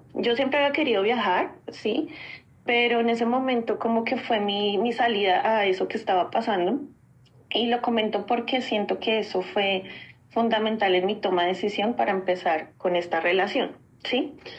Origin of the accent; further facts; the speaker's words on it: Colombia; moved away as an adult; como colombiana, como buena colombiana